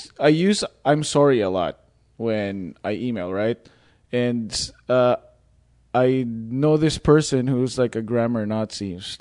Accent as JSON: {"language": "English", "country": "Philippines", "accent": "Filipino", "said": "My Filipino accent is wow. Once you hear it, you're like, \"Oh, wow.\""}